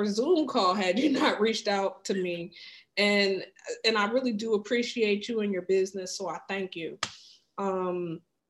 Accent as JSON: {"language": "English", "area": "Wayne County", "region": "Michigan", "country": "United States", "moved": "yes", "lives_now": "Washington, DC area, United States", "said": "I'm from like the Wayne County, mm-hmm. Inkster, Dearborn, you know, Wayne Westland area."}